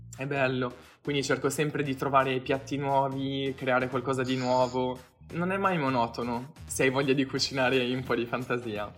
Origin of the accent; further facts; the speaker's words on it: Apulia, Italy; io sono pugliese